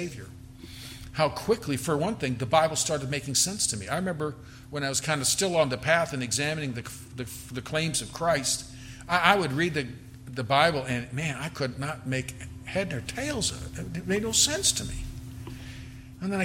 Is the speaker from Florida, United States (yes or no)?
no; California, United States; now in Texas, United States; I'm from California